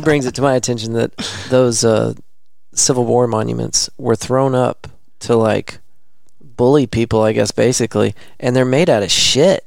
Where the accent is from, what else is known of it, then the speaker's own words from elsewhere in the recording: the South, United States; Born and raised in the South